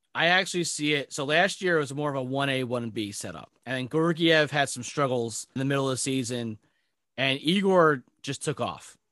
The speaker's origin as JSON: {"language": "English", "area": "Long Island", "region": "New York", "country": "United States", "said": "I'm from Long Island"}